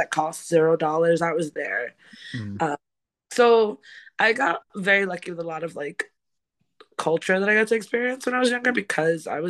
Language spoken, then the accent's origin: English; New York City, New York, United States; now in Brooklyn, United States; I'm from the South Bronx. Born and raised